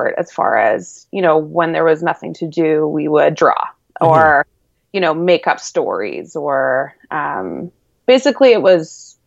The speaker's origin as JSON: {"language": "English", "town": "Vancouver", "region": "British Columbia", "country": "Canada", "tie": "born or raised there", "said": "I'm from Vancouver, BC, born and raised"}